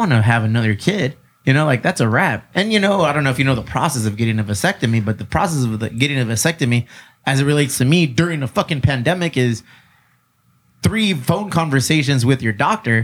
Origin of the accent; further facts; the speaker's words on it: San Diego, California, United States; I'm from San Diego